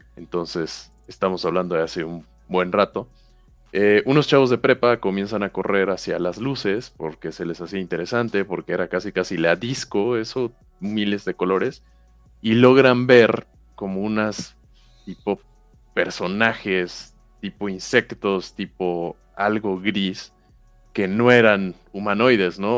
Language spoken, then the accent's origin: Spanish; Villahermosa, Tabasco, Mexico; Yo soy de Villahermosa, ah. Tabasco